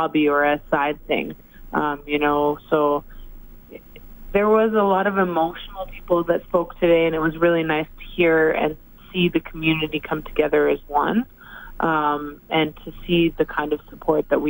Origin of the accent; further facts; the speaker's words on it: Edmonton, Alberta, Canada; I started my career here, I've had my ups and downs, and that this is my hometown